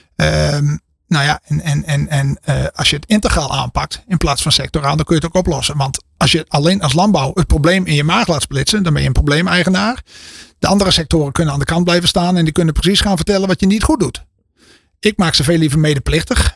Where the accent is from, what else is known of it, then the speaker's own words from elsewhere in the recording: Friesland, Netherlands; Ik kom uit Friesland, ben er niet geboren.